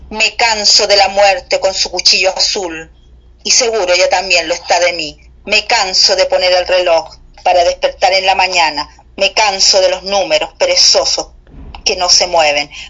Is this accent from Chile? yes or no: yes; Chile; es, un cariño recíproco que tú se, se, siente que tú sientes por mi tierra y es va para allá, claramente el mío por la de ustedes, por ese México tan bonito